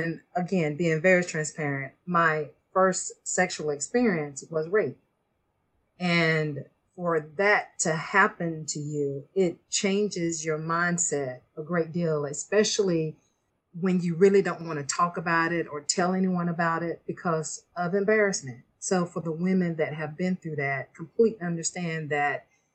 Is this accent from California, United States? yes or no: no; Beaufort, Georgia, United States; I am from Beaufort, Georgia, and I was raised in a very strict Christian home